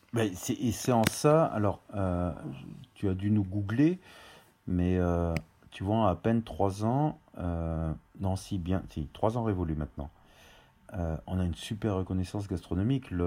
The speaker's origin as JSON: {"language": "French", "region": "Auvergne-Rhône-Alpes", "country": "France", "tie": "born or raised there", "also_born_or_lived": "Paris", "moved": "yes", "said": "Je suis originaire d'Auvergne. Euh, et on a vécu euh, dans, j'ai vécu dans deux maisons, une dans le Puy-de-Dôme et une dans l'Allier"}